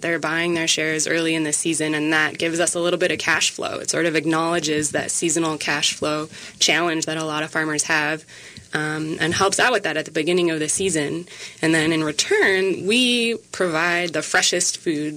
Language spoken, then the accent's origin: English; Minneapolis, Minnesota, United States; now in Wabasha, United States; I grew up in the Twin Cities, so it feels like coming home